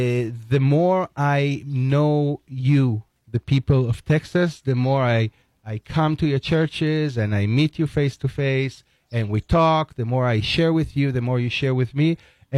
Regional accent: Jerusalem, Jerusalem District, Israel; You know, I'm from Jerusalem, so I see the three religions over there.

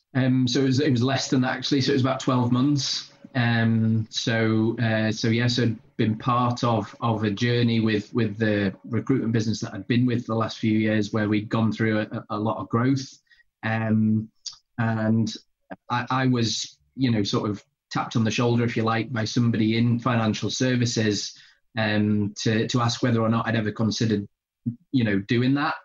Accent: Pontefract, Yorkshire and the Humber, United Kingdom; moved away as an adult; now in North East England, United Kingdom; I grew up in uh, in Pontefract in West Yorkshire

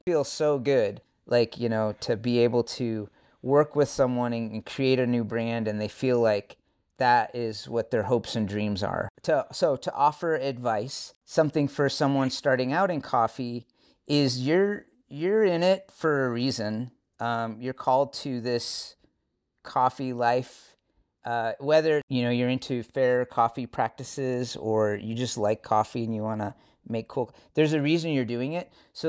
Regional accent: Washington, United States; from Washington State originally. So West Coast, West Coast.

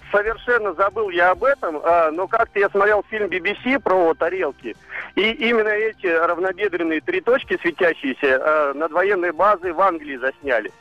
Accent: Desnogorsk, Smolensk Oblast, Russia; now in Moscow, Russia; в моем родном городе, в маленьком городе Десногорске Смоленской области

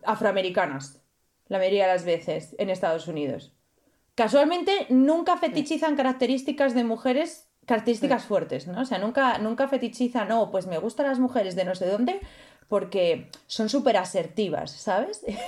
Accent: Spain; moved away; also born or lived in Italy; yo soy de España

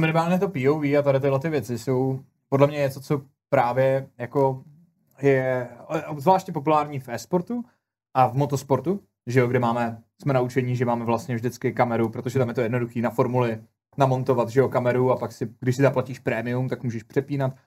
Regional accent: Czechia; u nás v Čechách

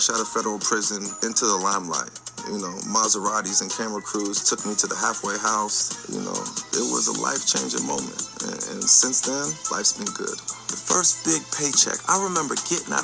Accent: Vacaville, California, United States; I'm from Vacaville. I'm from Vacaville, California. Everyone thinks I'm from Stockton, but I'm from Vacaville, California.

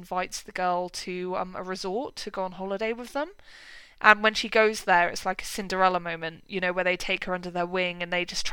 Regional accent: United Kingdom; as a British person

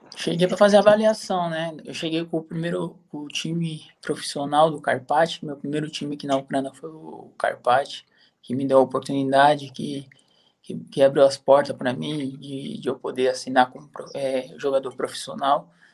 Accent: São Paulo, Brazil; moved away as an adult; now in Lviv, Ukraine; Sou, sou de São Paulo. Sou da Zona Leste, ali perto de Itaquera, Guianazes.

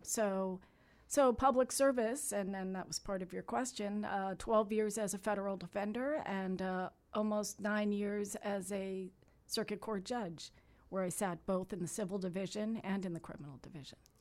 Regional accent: Miami, Florida, United States; born and raised in Miami. I was born at Jackson Memorial Hospital. I grew up a couple blocks from the Flagler dog track.

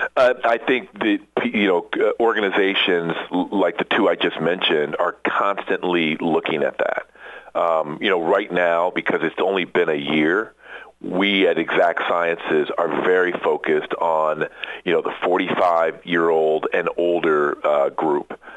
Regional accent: Iowa, United States; moved away as an adult; I'm from the Midwest, so grew up in in Iowa

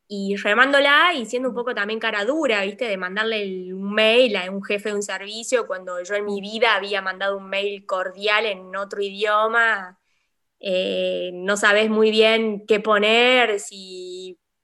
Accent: La Rioja, Argentina; moved away as an adult; also born or lived in Córdoba, Argentina; now in Nîmes, France; soy médica argentina, nacida en La Rioja

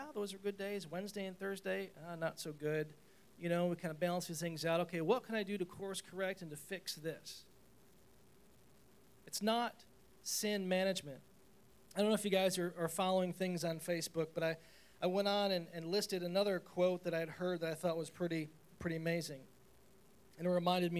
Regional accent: Chenango Forks, New York, United States; moved away as an adult; I'm moving from Shenango Forks, this little tiny town of Shenango Forks, had a graduating class of like 112

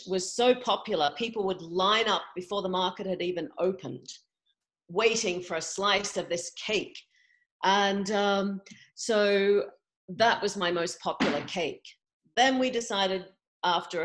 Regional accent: Australia; moved away as an adult; also born or lived in England / California; now in Montana, United States; I grew up in Australia, but then moved to England in my early 20s.

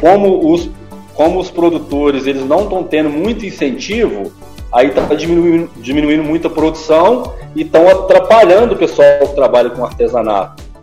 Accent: Barbacena, Minas Gerais, Brazil; passei minha infância em Senhora das Dores, distrito aqui de Barbacena

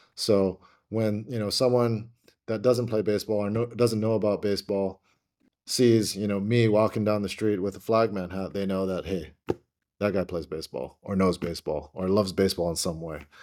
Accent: Hawaii, United States; moved away as an adult; also born or lived in Oregon; I'm from Hawaii

